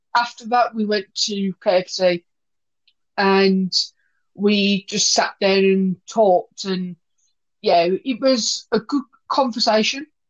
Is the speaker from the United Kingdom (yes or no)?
yes; Wolverhampton, West Midlands, United Kingdom; we went to my hometown, Wolverhampton